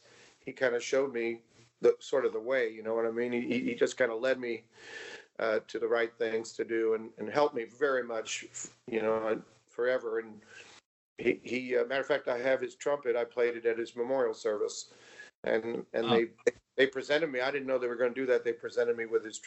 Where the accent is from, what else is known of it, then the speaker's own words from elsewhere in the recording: West Babylon, New York, United States; Long Island, New York, West Babylon, very small town.